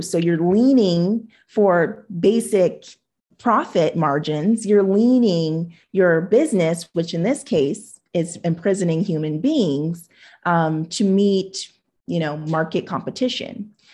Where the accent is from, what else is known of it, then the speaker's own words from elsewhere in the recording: Huntington Beach, California, United States; also born or lived in Hawaii; the Japanese neighbors that I grew up with in Huntington Beach